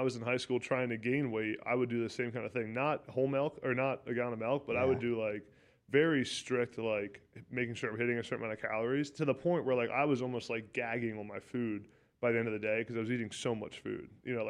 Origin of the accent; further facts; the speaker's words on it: Pennsylvania, United States; I liked it. I thought I was going to be there for a while.